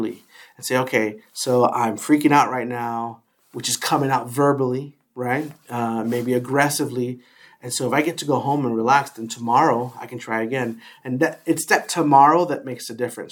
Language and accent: English; New York City, New York, United States; now in Washington, United States; I grew up in the Bronx